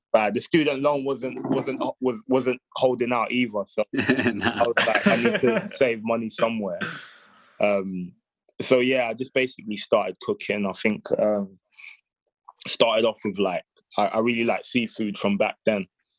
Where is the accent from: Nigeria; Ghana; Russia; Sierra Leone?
Ghana; So I think I can't put my finger on it, but I think as a Ghanaian, I'll say Ghanaian jollof the best.